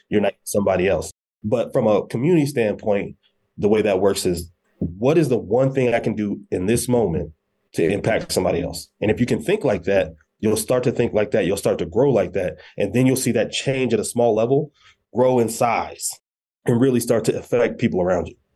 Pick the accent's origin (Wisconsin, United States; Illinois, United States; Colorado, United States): Colorado, United States; Colorado Springs; originally from Colorado Springs, Colorado. Uh, grew up, uh, in Colorado Springs